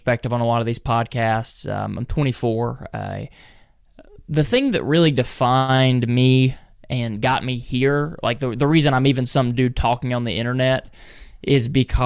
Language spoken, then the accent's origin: English; North Carolina, United States; right in the center of North Carolina